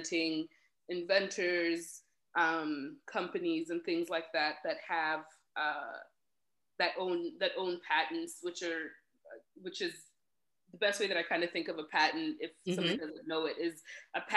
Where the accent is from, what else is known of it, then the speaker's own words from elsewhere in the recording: Elkhart, Indiana, United States; moved away as an adult; also born or lived in Rwanda / Kenya / Boston; we grew up in Elkhart